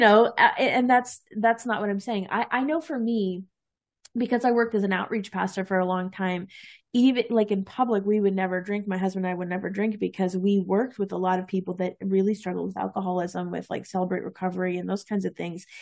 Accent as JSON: {"language": "English", "region": "East Coast", "country": "United States", "said": "I'm from the East Coast"}